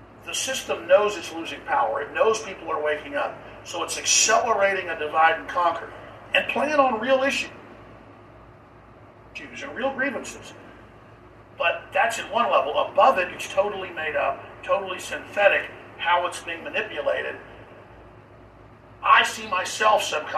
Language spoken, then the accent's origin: English; Dallas, Texas, United States; When I grew up in Dallas